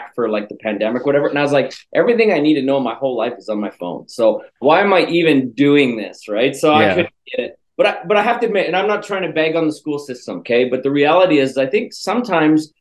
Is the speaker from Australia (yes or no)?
no; Canada; moved away; I'm from Canada originally, and in Canada, they make us speak French too